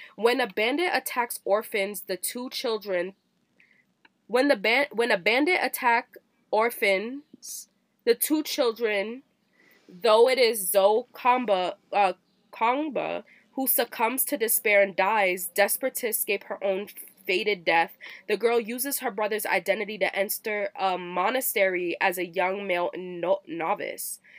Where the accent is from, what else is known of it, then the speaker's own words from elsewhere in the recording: Virginia, United States; moved away; I grew up in Virginia